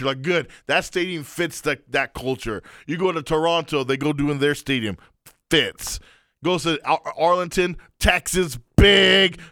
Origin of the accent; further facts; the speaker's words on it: Afghanistan; moved away; My home country of Afghanistan